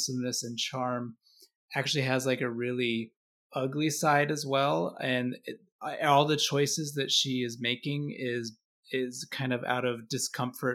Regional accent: Boise, Idaho, United States; moved away; also born or lived in Knoxville, Tennessee; I grew up primarily in Boise, Idaho. I lived in Knoxville, Tennessee.

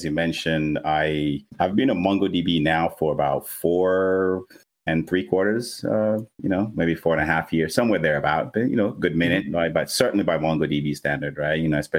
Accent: Nigeria; I'm actually Nigerian. So I was born and raised in Nigeria

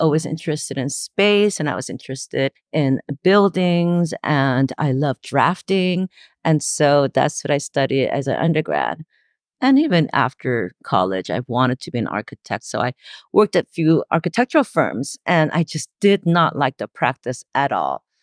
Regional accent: Los Angeles, California, United States; also born or lived in Gwangju, South Korea; I was born in Gwangju, South Korea, and I was eight when my family immigrated to Los Angeles. Uh, this is the late seventies, so I grew up in L A.

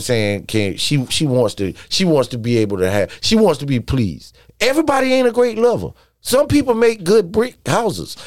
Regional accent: South Carolina, United States; moved away as an adult; also born or lived in New York / Washington, D.C.; growing up in South Carolina.

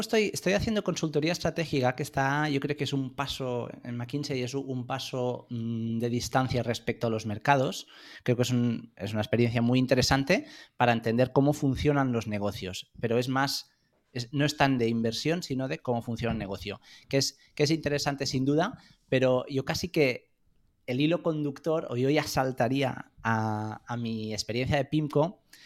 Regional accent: Spain; moved away as an adult; also born or lived in France / London / United States

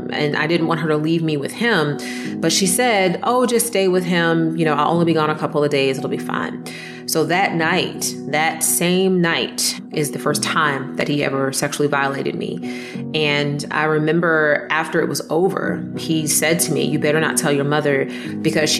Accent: Jacksonville, Florida, United States; also born or lived in East Orange, New Jersey; now in Gainesville, United States; I grew up in Jacksonville, Florida, and I was actually born in East Orange, New Jersey.

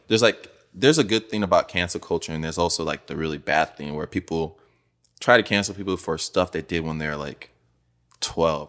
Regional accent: Nigeria; moved away; growing up in Nigeria, bro, I went to high school there

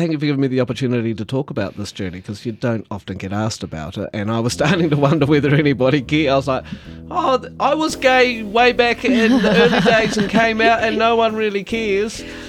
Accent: Gore, Southland, New Zealand; And I'm like, here I am on stage in front of my hometown with thousands of people watching over a weekend, and they all love seeing me, and they're very proud.

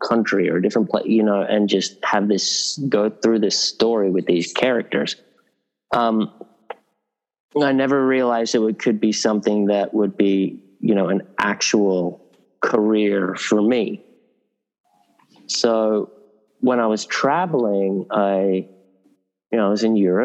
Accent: Sydney, New South Wales, Australia; moved away as an adult; also born or lived in England; I was a kid growing up in Northern Beaches in Sydney

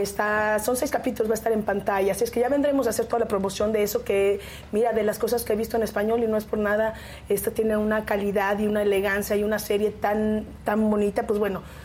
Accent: Mexico; salí de casa de mis padres como buena mexicana viniendo de una familia muy conservadora

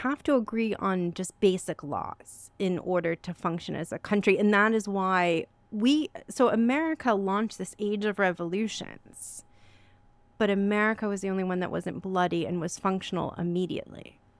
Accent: California, United States; It's funny as a Californian, because we're very much about making our own stories and creating narratives

